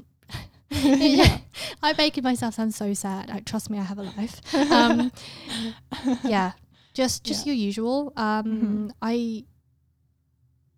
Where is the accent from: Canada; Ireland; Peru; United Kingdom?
United Kingdom; England; I'm English